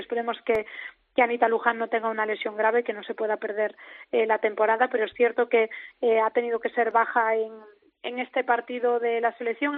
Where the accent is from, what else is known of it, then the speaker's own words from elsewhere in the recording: Cea, Galicia, Spain; mi pabellón porque es el pabellón de mi pueblo, en el que disputé casi todos los partidos de mi vida